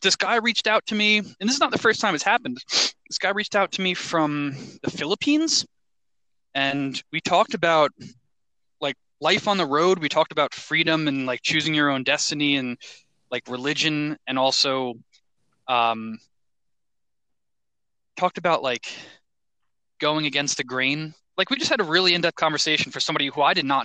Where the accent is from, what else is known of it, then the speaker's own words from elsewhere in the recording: New York, United States; moved away; originally New York